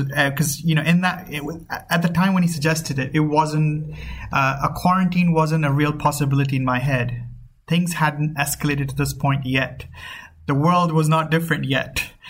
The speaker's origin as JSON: {"language": "English", "region": "Dubai", "country": "United Arab Emirates", "tie": "born or raised there", "said": "my background is Pakistani, but I grew up here as well, so I've been here forever."}